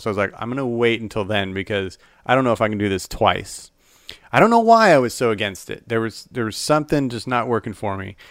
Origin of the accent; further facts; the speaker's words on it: Salt Lake City, Utah, United States; moved away; also born or lived in Phoenix / Dallas; I grew up in Salt Lake City, Utah